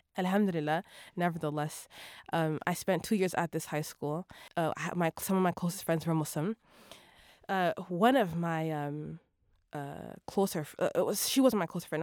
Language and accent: English; Toronto, Ontario, Canada; also born or lived in Vancouver, BC; I grew up in Toronto